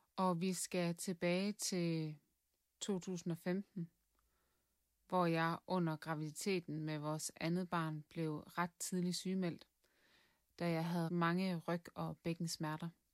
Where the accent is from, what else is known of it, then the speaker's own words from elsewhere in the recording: Southern Jutland, Southern Denmark, Denmark; moved away as an adult; now in Viborg, Denmark; Jeg kommer fra Sønderjylland